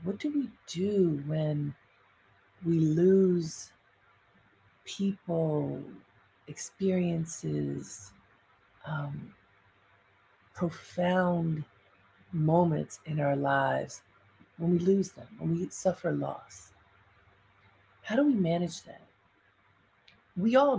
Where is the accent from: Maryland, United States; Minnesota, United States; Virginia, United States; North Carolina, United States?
Maryland, United States; Baltimore; some people just of note in my family or community growing up in Baltimore